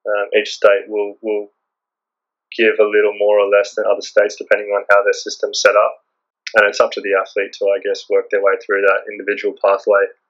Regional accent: Queensland, Australia; So I grew up in Queensland

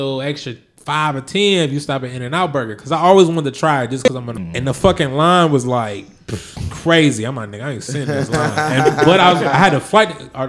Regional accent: Memphis, Tennessee, United States; I'm from Memphis.

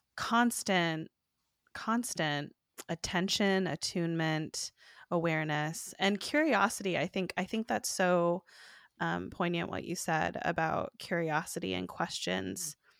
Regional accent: Oregon, United States; also born or lived in East Coast / Eugene; growing up in Oregon

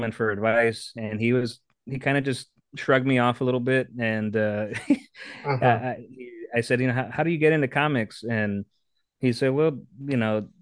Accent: Texas, United States; also born or lived in San Antonio; Texas, born and raised, born in San Antonio

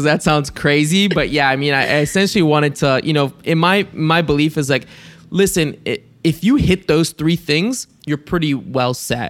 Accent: Bulgaria; Because growing up in Bulgaria, I knew Bansko

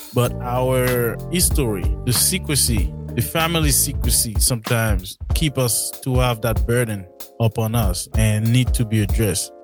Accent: Haiti; I'm Haitian

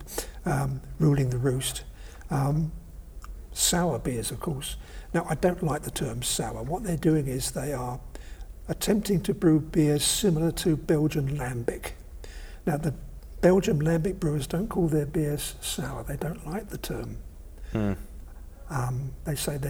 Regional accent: London, United Kingdom; I grew up in East London.

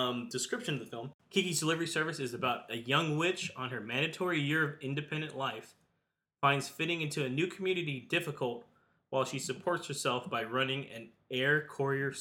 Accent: United States; being American

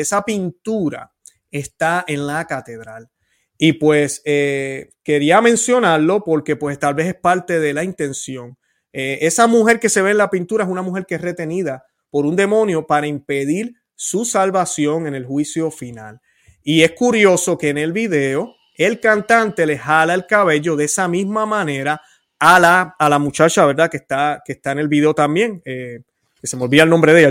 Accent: Puerto Rico; mi puertorriqueñidad

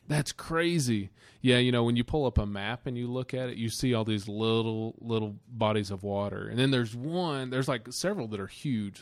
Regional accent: United States; we're from the Smoky Mountains

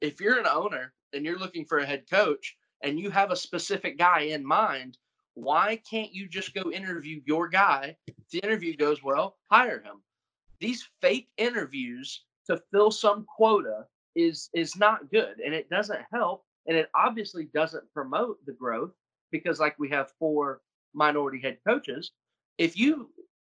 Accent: Charlotte, North Carolina, United States; I'm from Charlotte, North Carolina

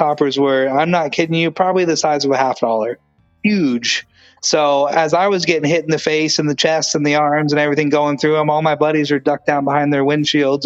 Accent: the Northwest, Pacific Northwest, United States; I grew up out in the Northwest area in the woods

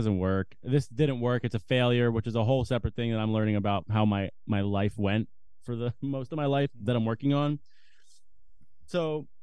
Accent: United States; Like, I'm an American boy. I really am.

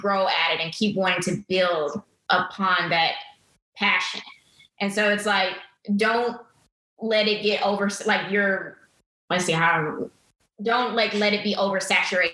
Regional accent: Atlanta, Georgia, United States; moved away as an adult; now in Houston, United States; I grew up in Atlanta

